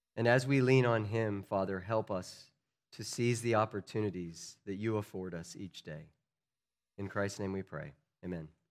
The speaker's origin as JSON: {"language": "English", "country": "United States", "said": "As American citizens"}